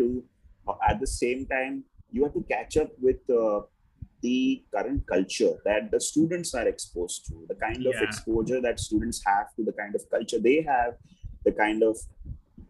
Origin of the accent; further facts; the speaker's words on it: Mumbai, Maharashtra, India; I grew up in Bombay